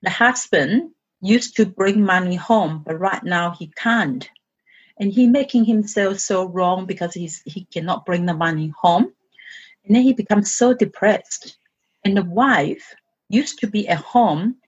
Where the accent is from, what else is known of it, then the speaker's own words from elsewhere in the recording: China; English is a second language; moved away as an adult; in my culture, I'm coming from China